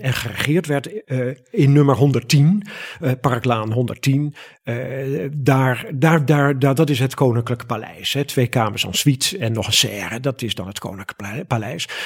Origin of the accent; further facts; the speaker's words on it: Netherlands; Wij zijn Hollanders van de menselijke maat, de menselijke schaal